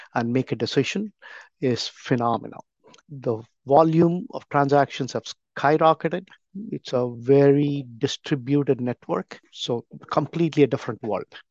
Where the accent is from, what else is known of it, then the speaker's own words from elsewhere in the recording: India; moved away as an adult; now in United States; I grew up back in India in a business community.